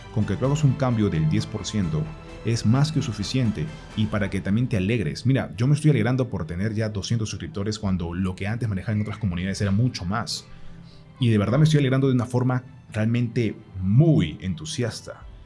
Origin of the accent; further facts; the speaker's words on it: Peru; moved away as an adult; now in Colombia; Yo soy de Perú, pero actualmente vivo en Colombia.